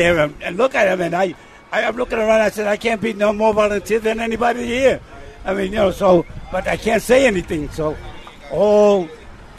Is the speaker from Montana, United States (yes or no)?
no; New York, United States; I'm from New York, Brooklyn